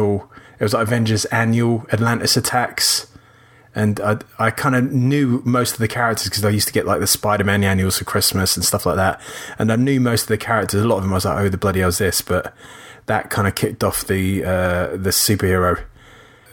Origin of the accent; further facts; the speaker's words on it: South Norwood, London, United Kingdom; I grew up in South Norwood